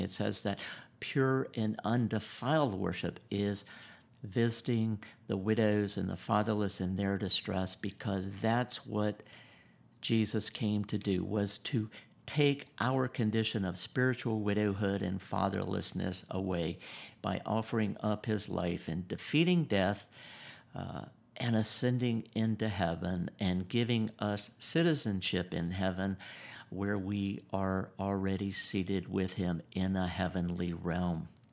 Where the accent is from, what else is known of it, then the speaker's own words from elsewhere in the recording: South Georgia, United States; also born or lived in Gainesville, Georgia; born and raised in the South, South Georgia